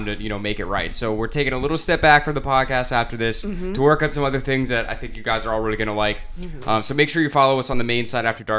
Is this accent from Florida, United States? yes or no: yes; Clearwater, Florida, United States; Clearwater, Florida. Born and raised.